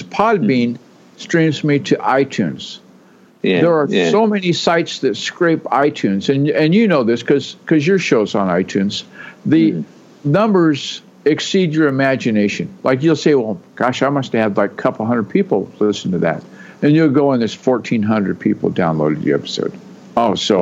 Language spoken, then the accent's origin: English; Texas, United States; also born or lived in Olympic Peninsula, Washington; now in Washington, United States; I was born in Texas.